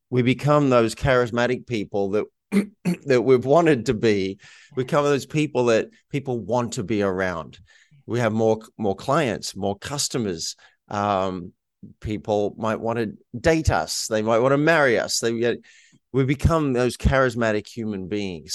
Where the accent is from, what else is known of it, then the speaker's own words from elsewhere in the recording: Australia; moved away; that wasn't what I grew up in in Australia